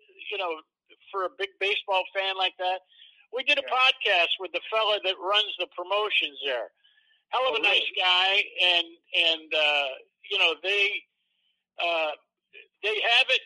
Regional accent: Central New York, United States; moved away; I grew up in Central New York, and I went back for high school reunion here this last fall

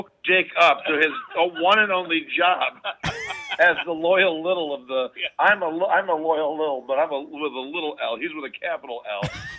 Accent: Syracuse, New York, United States; also born or lived in Mobile, Alabama; I'm actually from Syracuse.

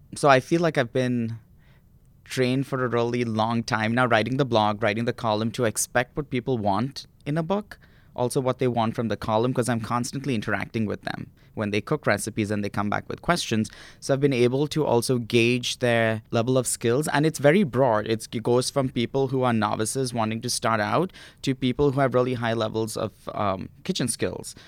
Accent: Mumbai, Maharashtra, India; moved away; I grew up in India

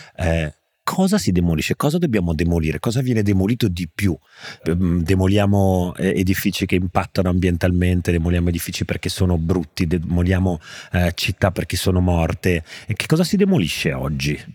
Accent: Genoa, Liguria, Italy; sono un genovese

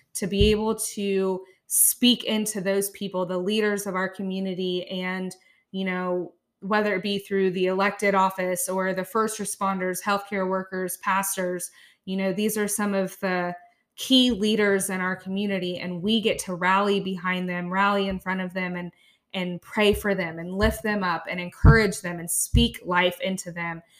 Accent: Chillicothe, Ohio, United States; also born or lived in India; came to Chillicothe, Ohio. So I have been here since I was about fourteen and a half months old. Um, raised in a wonderful family

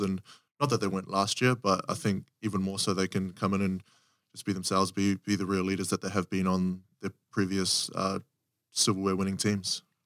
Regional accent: New Zealand; moved away as an adult; also born or lived in South Africa; growing up in New Zealand

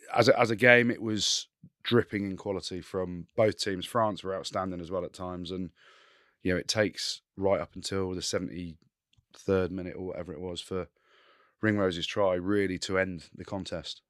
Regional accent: England, United Kingdom; I'm English in Scotland

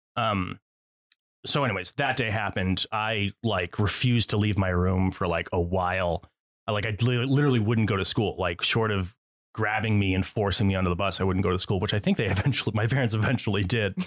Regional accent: Connecticut, United States; I grew up in Connecticut

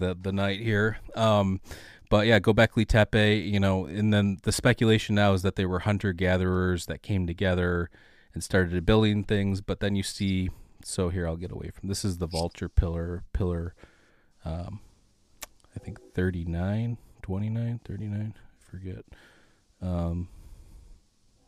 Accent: Michigan, United States; St. Joseph County, Michigan, my home state

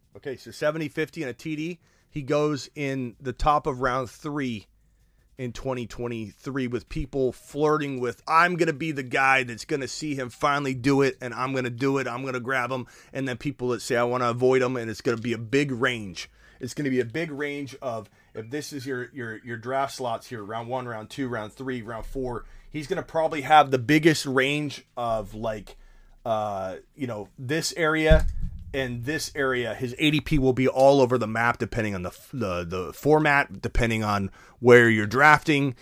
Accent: Phoenix, Arizona, United States; my hometown? I'm here in Phoenix

